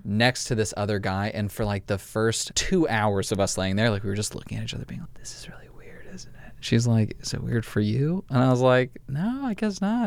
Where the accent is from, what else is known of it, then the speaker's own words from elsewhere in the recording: Los Angeles, California, United States; I grew up in L